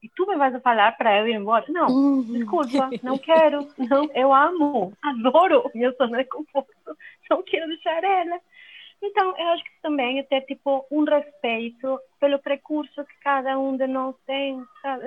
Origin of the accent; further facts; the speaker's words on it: Venezuela; Portuguese is a second language; moved away as an adult; also born or lived in Belo Horizonte, Brazil / Buenos Aires, Argentina / Poland; now in Portugal; eu sou venezuelana, como o Breno falou. E é, a minha família é da Itália, então eu sou primeira geração nascida lá na Venezuela.